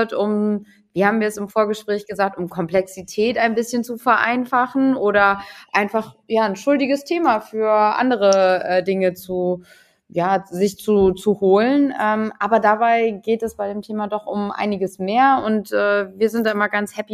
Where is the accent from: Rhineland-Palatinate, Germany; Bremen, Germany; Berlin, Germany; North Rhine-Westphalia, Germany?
Bremen, Germany; Als Bremerin kann man das ja ganz gut immer so